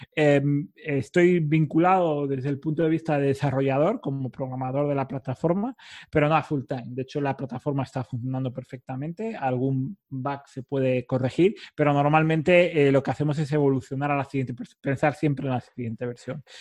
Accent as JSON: {"language": "Spanish", "region": "Cantabria", "country": "Spain", "said": "parte del equipo en Cantabria o distribuida, de donde soy yo"}